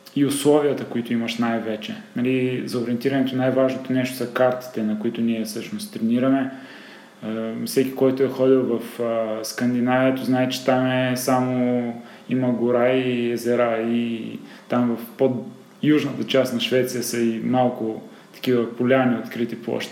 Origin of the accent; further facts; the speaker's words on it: Sliven, Sliven Province, Bulgaria; moved away as an adult; now in Sofia, Bulgaria; съм от Сливен, там съм израснал, там съм живял до 18-та си годишна